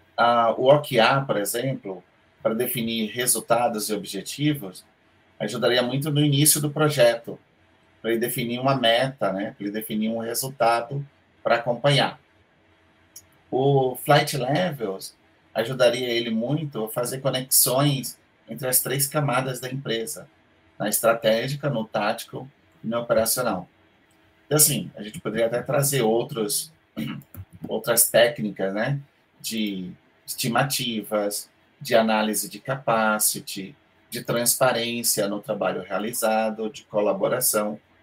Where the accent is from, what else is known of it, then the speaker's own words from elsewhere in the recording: Bahia, Brazil; accent: Bahian; na Bahia, a gente tem também as nossas formas de falar, nossos, nosso sotaque diferente